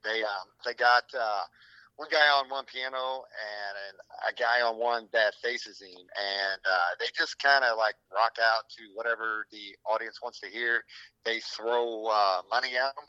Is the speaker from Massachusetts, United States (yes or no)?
no; Rolla, Missouri, United States; We're from down in Rolla